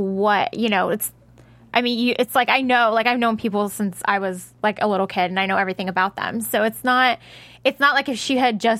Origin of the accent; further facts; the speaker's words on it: New York, United States; I'm from New York